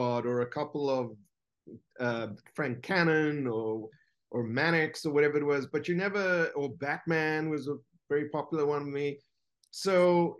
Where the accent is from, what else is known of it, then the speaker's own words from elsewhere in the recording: South Africa; I grew up in South Africa